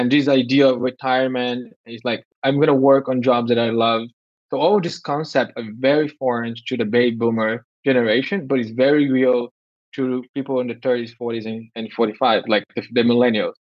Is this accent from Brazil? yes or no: yes; Brazil; moved away; also born or lived in United States / Europe / Canada; I was born in Brazil